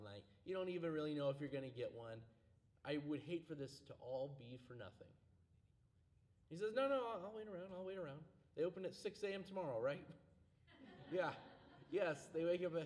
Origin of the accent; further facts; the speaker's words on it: Anchorage, Alaska, United States; now in Spokane, United States; Anchorage, back where I grew up in Alaska